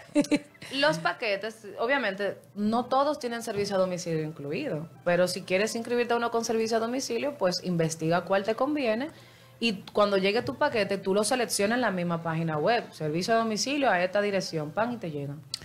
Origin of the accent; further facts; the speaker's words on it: Dominican Republic; a nosotros como dominicanos